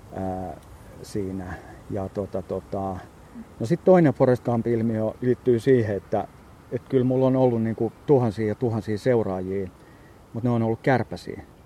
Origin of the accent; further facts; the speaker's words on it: Espoo, Uusimaa, Finland; kotona täällä Espoossa